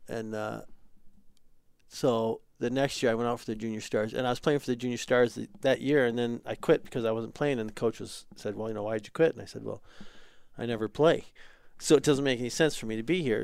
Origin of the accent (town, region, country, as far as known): United States